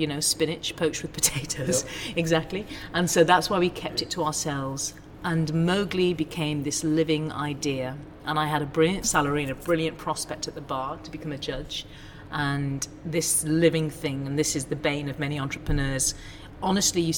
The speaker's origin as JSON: {"language": "English", "town": "Ormskirk", "region": "North West England", "country": "United Kingdom", "tie": "born or raised there", "said": "I was born in Ormskirk in the northwest of England, two parents who were doctors"}